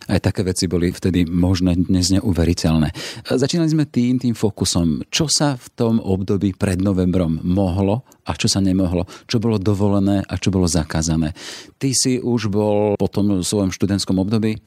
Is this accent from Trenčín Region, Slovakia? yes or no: no; Orava, Žilina Region, Slovakia; som vyrastal na Orave